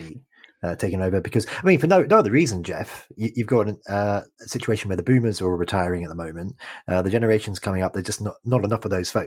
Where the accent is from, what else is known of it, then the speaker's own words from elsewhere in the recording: Canada; I'm a Canadian passport holder